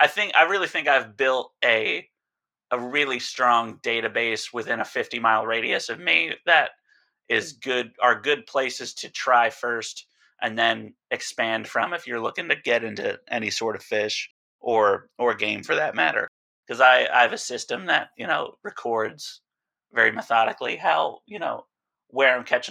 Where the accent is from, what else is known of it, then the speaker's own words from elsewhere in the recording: East Coast, United States; now in Alaska, United States; growing up on the East Coast